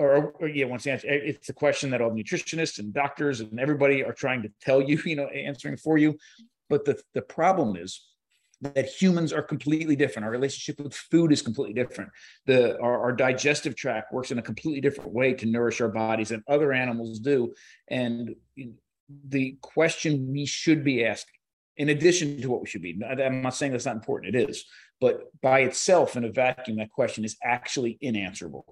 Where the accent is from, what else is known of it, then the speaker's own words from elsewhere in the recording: New Jersey, United States; So I grew up in New Jersey, right by the shore.